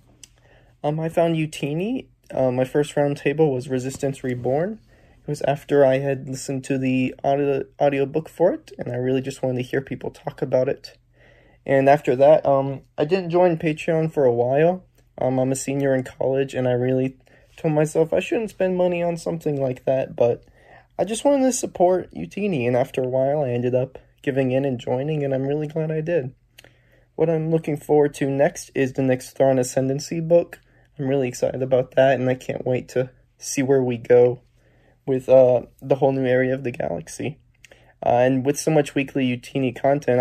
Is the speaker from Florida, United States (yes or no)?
no; Asheville, North Carolina, United States; I'm from Asheville, North Carolina.